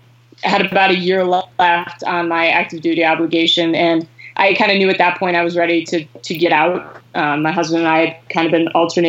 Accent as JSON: {"language": "English", "town": "Syracuse", "region": "New York", "country": "United States", "tie": "born or raised there", "also_born_or_lived": "Warwick, Rhode Island", "said": "So I was born in Warwick, Rhode Island, and you know, from birth was a Sox fan. We moved to Syracuse when I was 3 and a half"}